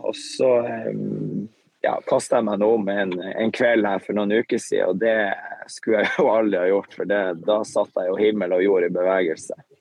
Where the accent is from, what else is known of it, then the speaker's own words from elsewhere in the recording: Tromsø, Troms, Norway; så er vi hjemme i Tromsø